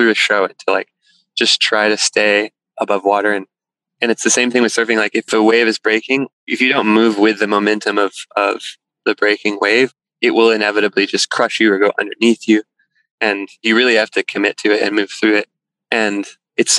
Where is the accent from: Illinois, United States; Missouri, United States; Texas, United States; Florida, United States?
Texas, United States; Texas Hill Country, United States; moved away as an adult; also born or lived in Boston; now in Topanga, United States; I grew up in Texas in the hill country, like just landlocked from the ocean